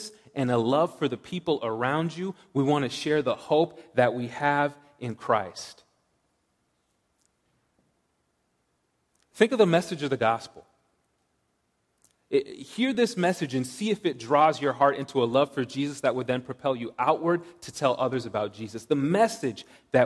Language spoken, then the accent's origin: English; Washington, United States; moved away as an adult; also born or lived in Lowell, Massachusetts / Seattle; I grew up in Washington, as Matt mentioned. I did 3 years of high school in Lowell and then moved back to Washington for college and grad school